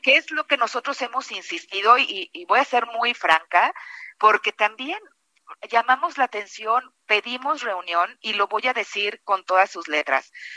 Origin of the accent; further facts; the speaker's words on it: Guanajuato, Mexico; yo que además soy de Guanajuato